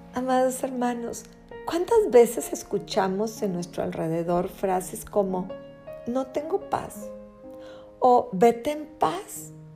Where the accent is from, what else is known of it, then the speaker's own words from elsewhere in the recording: Mexico; Somos mexicanos